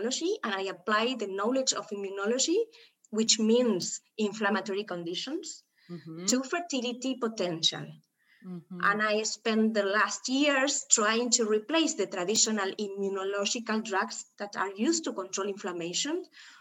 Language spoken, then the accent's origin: English; Buenos Aires, Argentina; I came from Argentina. I'm from Buenos Aires